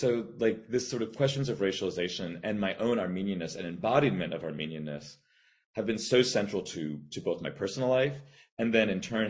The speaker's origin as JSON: {"language": "English", "region": "South Florida", "country": "United States", "tie": "born or raised there", "also_born_or_lived": "Bermuda", "said": "I was born in Bermuda and grew up in South Florida."}